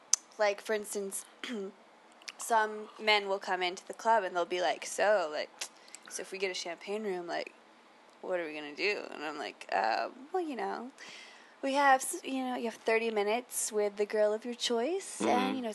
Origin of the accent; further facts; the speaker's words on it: Florida, United States; now in San Francisco, United States; And I'm from Florida originally.